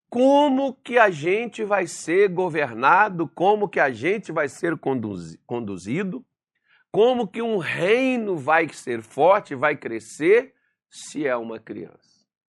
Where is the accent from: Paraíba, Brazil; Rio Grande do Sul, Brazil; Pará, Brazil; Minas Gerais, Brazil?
Minas Gerais, Brazil; como bom mineiro